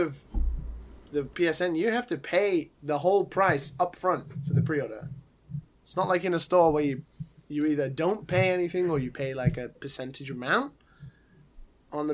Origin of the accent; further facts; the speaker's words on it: United Kingdom; accent: British; my shitty British accent